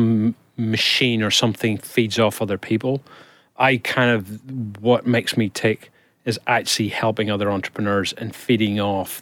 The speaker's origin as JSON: {"language": "English", "region": "Northern Ireland", "country": "United Kingdom", "tie": "born or raised there", "moved": "yes", "said": "I'm originally from Northern Ireland and I grew up for most of the 70s and 80s in what is probably not the most sound environment to have lived"}